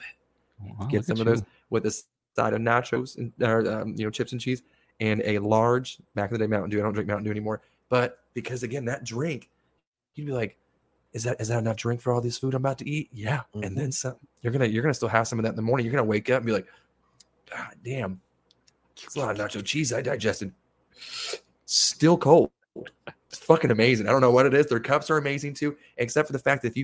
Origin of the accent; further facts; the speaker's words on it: the West, United States; since I grew up in the West